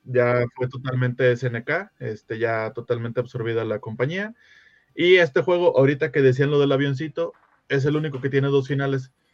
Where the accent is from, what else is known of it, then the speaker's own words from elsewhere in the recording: Mexico; Uno, uno como mexicano